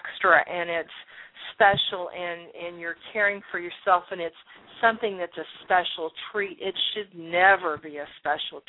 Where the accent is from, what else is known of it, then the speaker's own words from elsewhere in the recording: Columbus, Ohio, United States; moved away; I'm from Columbus